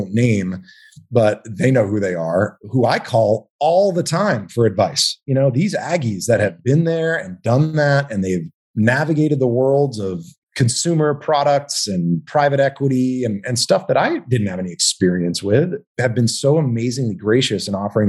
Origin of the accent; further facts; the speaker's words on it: Texas, United States; moved away as an adult; also born or lived in Manhattan, New York; my formative years, I grew up in Texas, went to A&M